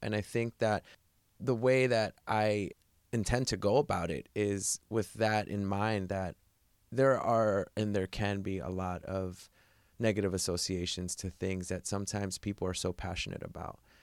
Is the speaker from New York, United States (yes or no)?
yes; New York City, New York, United States; moved away; my hometown, New York City